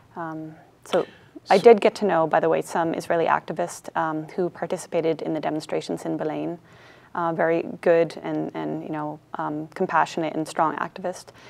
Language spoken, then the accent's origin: English; Canada; moved away as an adult; also born or lived in United States; I was born in the States, I grew up in Canada